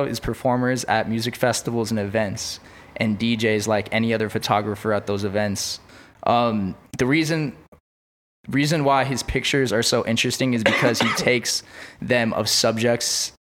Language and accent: English; West Covina, California, United States; That's where I'm from. I'm from West Covina.